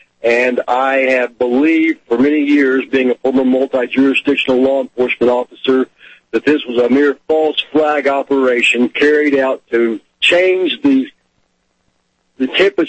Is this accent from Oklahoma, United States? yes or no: yes; Oklahoma City, Oklahoma, United States; now in Las Vegas, United States; I'm from Oklahoma City originally.